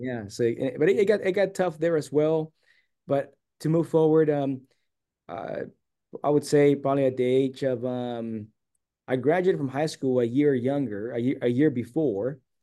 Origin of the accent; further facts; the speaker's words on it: San Diego, California, United States; I was born and raised here in San Diego